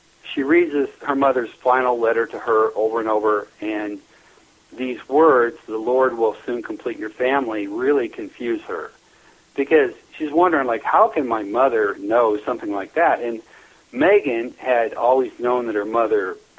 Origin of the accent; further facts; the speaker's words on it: Nebraska, United States; also born or lived in Lincoln, Nebraska; I was born and raised in Neely, Nebraska, up in northeast Nebraska